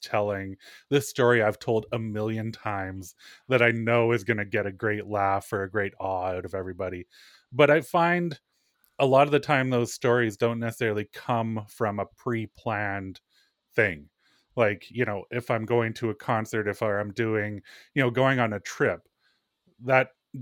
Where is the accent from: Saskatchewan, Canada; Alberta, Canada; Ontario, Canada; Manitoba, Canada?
Manitoba, Canada; I'm from Manitoba.